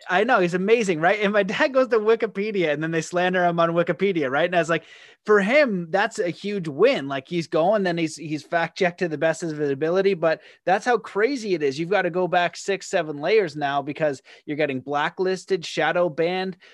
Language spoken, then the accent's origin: English; Canada; as a Canadian